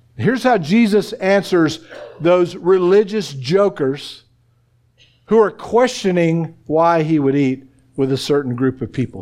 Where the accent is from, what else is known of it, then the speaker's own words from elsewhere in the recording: Oklahoma, United States; moved away; I'm from Oklahoma